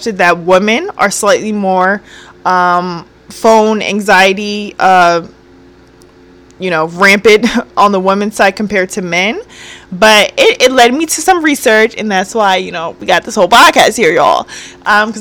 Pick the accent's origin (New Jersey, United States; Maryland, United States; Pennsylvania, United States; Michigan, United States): New Jersey, United States; moved away; I'm not from the area I live in, you know? So I'm from Jersey, so it's very different